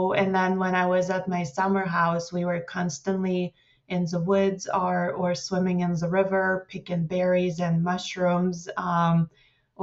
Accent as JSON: {"language": "English", "region": "Moscow", "country": "Russia", "tie": "born or raised there", "moved": "yes", "said": "I grew up in Moscow, Russia"}